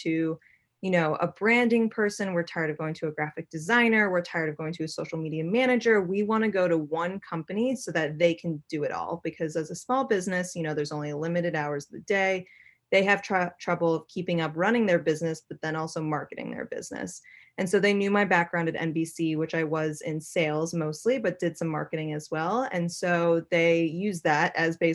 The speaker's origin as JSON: {"language": "English", "town": "Boston", "region": "Massachusetts", "country": "United States", "tie": "born or raised there", "also_born_or_lived": "New York City", "moved": "as an adult", "said": "I was born and raised in Boston, Massachusetts, and as soon as I turned 18, I moved to New York City"}